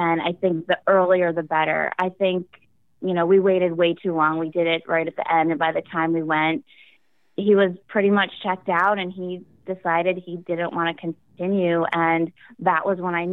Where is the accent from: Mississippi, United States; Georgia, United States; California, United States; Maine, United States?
Maine, United States; I'm from Maine, and I grew up as an only child